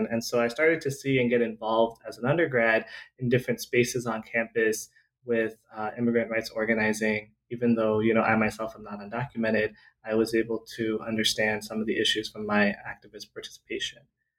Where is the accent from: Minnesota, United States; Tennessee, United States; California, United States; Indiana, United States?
California, United States; Grew up in Southern California. I was born and raised in Southern California.